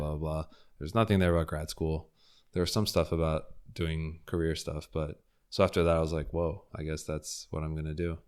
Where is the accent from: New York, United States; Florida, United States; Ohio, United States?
Florida, United States; Fort Lauderdale; also born or lived in Houston; I grew up in Fort Lauderdale